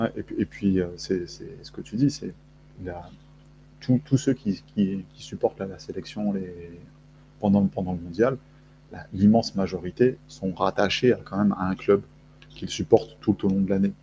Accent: France; also born or lived in Argentina; je, suis français, j'ai une carte d'identité

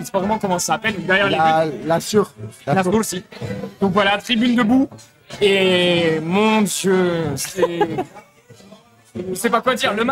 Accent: Marseille, Provence-Alpes-Côte d'Azur, France; moved away as an adult; now in Buenos Aires, Argentina; je suis euh, étudiant du coup en échange, donc je suis de Marseille. Étudiant en échange du coup à Buenos Aires depuis cinq mois.

